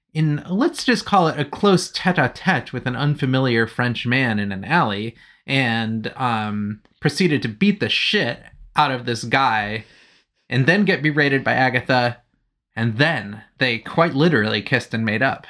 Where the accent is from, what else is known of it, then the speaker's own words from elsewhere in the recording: United Kingdom; I'm British